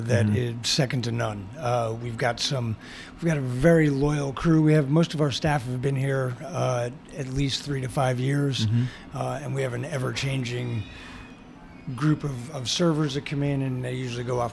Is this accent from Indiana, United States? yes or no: no; South Carolina, United States; now in Winchester, United States; I'm from South Carolina